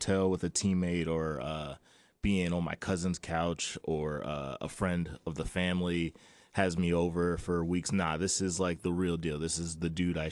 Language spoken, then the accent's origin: English; North Charleston, South Carolina, United States; Born at MUSC Hospital. North Charleston, man. Grew up down there.